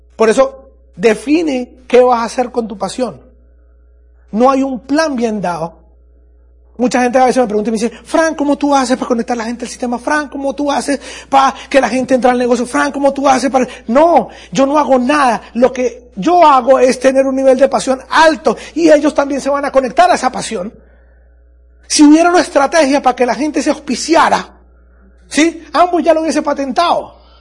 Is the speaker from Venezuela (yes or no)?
yes; Andes, Venezuela; en mi país hay un lugar que se llama Los Andes, yo soy de Los Andes